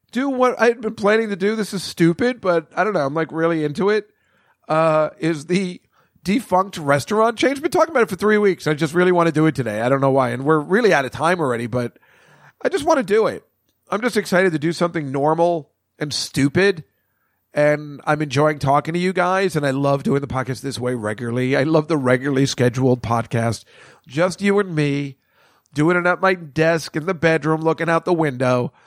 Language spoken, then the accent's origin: English; Edison, New Jersey, United States; I grew up in Edison, New Jersey, on Route One.